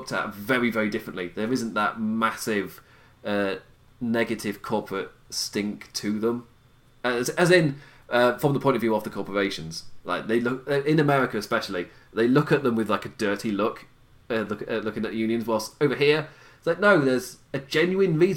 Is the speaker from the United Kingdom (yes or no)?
yes; England, United Kingdom; I'm English